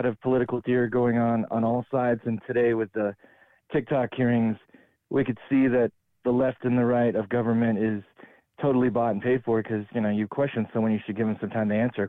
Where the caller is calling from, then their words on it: Denver, Colorado, United States; from Denver, Colorado.